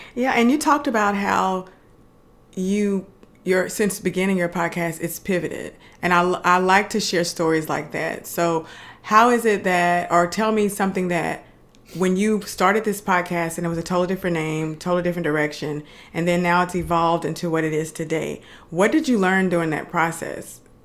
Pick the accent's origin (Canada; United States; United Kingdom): United States; Dallas, Texas; now in Houston, United States; I live in Houston. They love the Texans for some reason, but I'm from Dallas